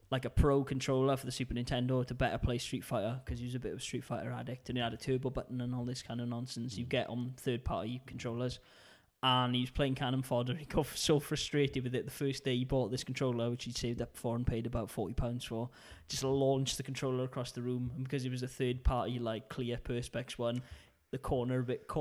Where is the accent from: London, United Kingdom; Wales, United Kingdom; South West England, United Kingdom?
Wales, United Kingdom; accent: Welsh; it's my Welsh accent